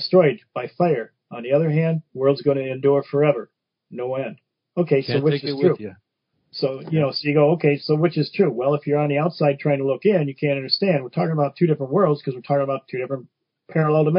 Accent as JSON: {"language": "English", "town": "Detroit", "region": "Michigan", "country": "United States", "tie": "born or raised there", "said": "growing up in Brightmoor section of Detroit"}